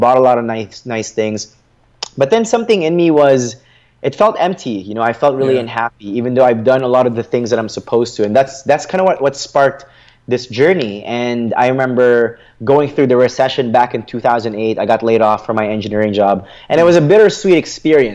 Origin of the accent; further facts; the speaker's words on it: Philippines; English is a second language; now in Canada; my family and I immigrated from the Philippines to Canada.